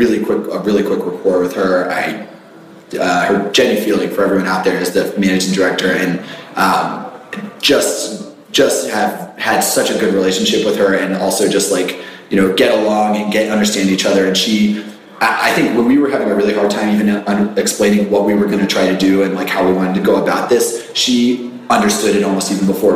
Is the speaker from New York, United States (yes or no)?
no; Richmond, Virginia, United States; I grew up in Richmond.